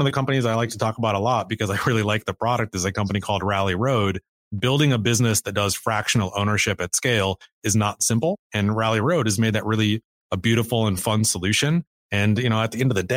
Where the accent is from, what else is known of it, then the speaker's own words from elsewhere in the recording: Cedar Falls, Iowa, United States; I grew up in Iowa. I grew up in Cedar Falls, which is a small town of about 35,000 people